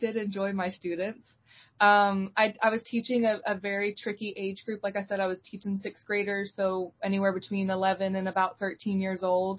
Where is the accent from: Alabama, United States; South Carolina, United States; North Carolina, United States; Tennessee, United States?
North Carolina, United States; Eastern; I'm from Eastern North Carolina